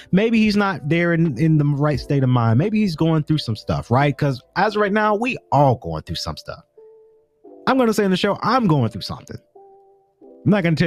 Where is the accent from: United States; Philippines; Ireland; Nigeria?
United States; the South; now in Atlanta, United States; I'm from the South, and we're all kind of in the South here in Atlanta, but I'm from South